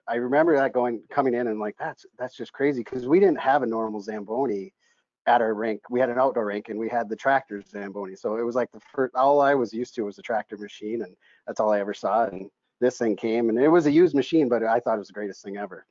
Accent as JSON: {"language": "English", "region": "Minnesota", "country": "United States", "tie": "born or raised there", "moved": "as an adult", "lives_now": "Pittsburgh, United States", "said": "in my hometown back in minnesota we built a, a community rink"}